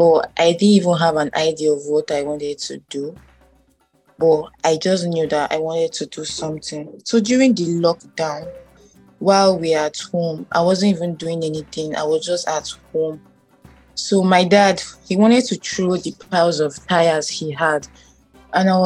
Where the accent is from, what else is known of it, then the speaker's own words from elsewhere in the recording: Benue, Nigeria; I'm from Benue State, right. Idoma by tribe.